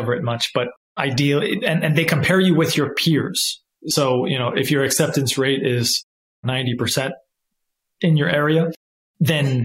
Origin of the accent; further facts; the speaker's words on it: California, United States; moved away; I'm actually back in where I grew up in California